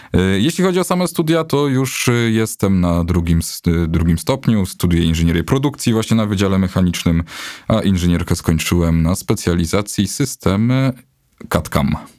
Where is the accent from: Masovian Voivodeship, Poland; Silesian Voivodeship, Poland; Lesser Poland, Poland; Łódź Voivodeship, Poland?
Lesser Poland, Poland; Bochnia; moved away as an adult; now in Kraków, Poland; jestem, jestem z Bochni, to jest 45 kilometrów